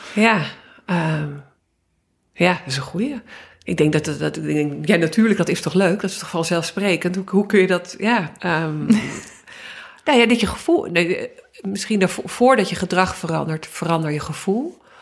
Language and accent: Dutch; Amsterdam, North Holland, Netherlands; ik ben opgegroeid in Amsterdam